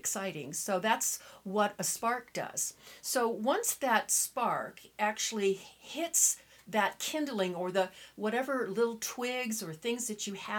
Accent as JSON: {"language": "English", "region": "Southern California", "country": "United States", "tie": "born or raised there", "said": "I was raised in Southern California"}